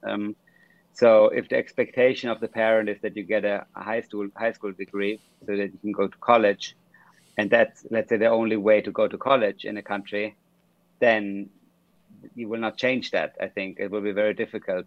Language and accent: English; Munich, Bavaria, Germany; I was raised in Munich, um, in Germany